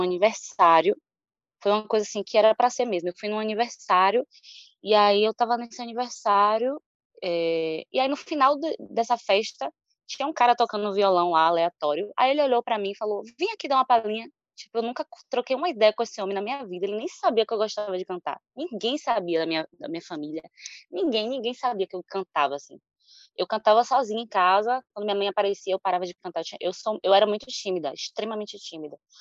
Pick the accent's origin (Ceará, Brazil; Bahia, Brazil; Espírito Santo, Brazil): Bahia, Brazil; Salvador; Moro aqui em Salvador, nascida e criada em Salvador. Sou do bairro de Pau da Lima